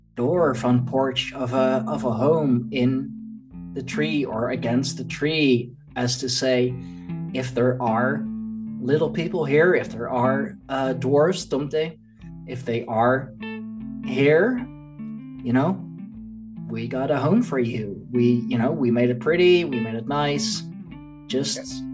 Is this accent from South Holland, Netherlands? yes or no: yes; Leiden, South Holland, Netherlands; here in uh, in Leiden, in my hometown